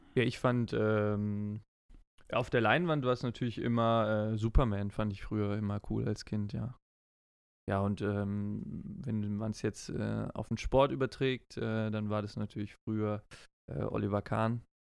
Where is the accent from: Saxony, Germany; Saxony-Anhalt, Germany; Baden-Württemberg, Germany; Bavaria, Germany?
Baden-Württemberg, Germany; Heidelberg; Ich bin ja auch in, in Heidelberg geboren